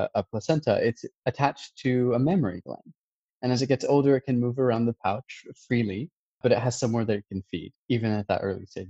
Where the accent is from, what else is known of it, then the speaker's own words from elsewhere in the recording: United States; As an American